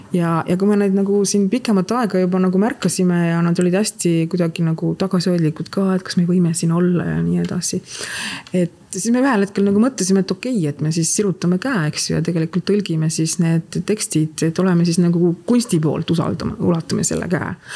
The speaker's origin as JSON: {"language": "Estonian", "town": "Tallinn", "region": "Harju County", "country": "Estonia", "tie": "born or raised there", "said": "meie kasvasime seal Tehnikaüli pikkades koridorides joostes"}